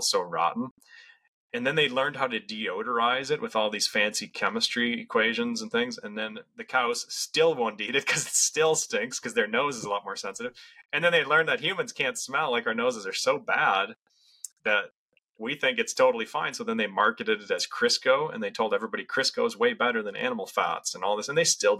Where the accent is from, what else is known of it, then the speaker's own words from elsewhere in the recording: Western Minnesota, United States; I grew up in Western Minnesota in farm country